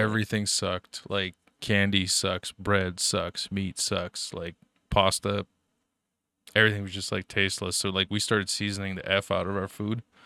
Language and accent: English; Germany; moved away; growing up in Germany, you know, your, your poor little refugee kid